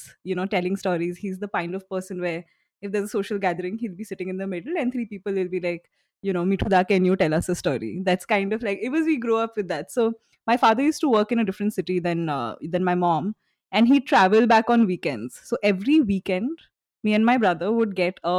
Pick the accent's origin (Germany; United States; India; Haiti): India; Guwahati, Assam; also born or lived in Shillong, Meghalaya, India; I was born in Shillong and I was brought up in Guwahati. So these are cities in Northeast India